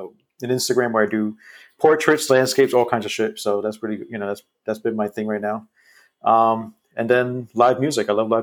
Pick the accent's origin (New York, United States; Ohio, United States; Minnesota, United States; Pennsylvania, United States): New York, United States; now in California, United States; I grew up in New York. I'm actually living in California right now.